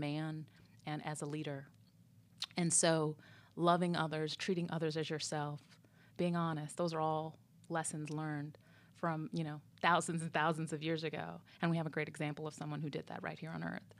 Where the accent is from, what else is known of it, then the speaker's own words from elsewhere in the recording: Minneapolis, Minnesota, United States; moved away; also born or lived in Illinois; I grew up part of my time in, in, in Minneapolis.